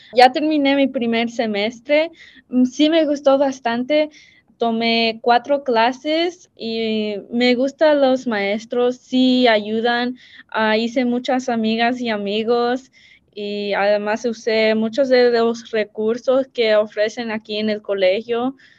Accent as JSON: {"language": "Spanish", "country": "United States", "tie": "born or raised there", "said": "soy primera generación salvadoreña americana"}